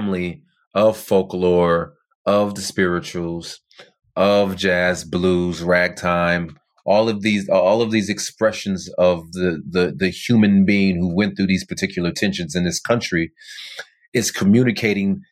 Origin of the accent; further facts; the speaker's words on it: near Compton, California, United States; I'm not from Compton. I mean, although I didn't grow up too far from there